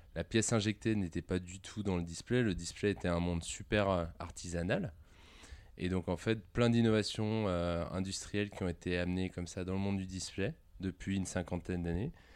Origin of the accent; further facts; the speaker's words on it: Tassin-la-Demi-Lune, Auvergne-Rhône-Alpes, France; also born or lived in Lyon; J'ai vécu euh, toute mon enfance à, à Tassin jusqu'à mes 18 ans.